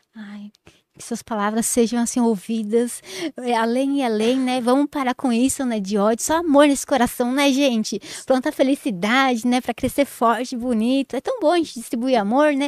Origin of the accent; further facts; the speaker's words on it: Jundiaí, São Paulo, Brazil; also born or lived in Várzea Paulista; eu sou de Jundiaí